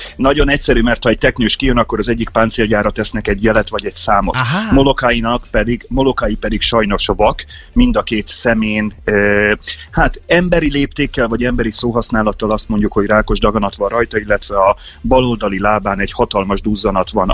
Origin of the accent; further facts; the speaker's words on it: Hungary; moved away as an adult; now in Hawaii, United States; Száz napra Magyarországra megyek, az az én szülőhazám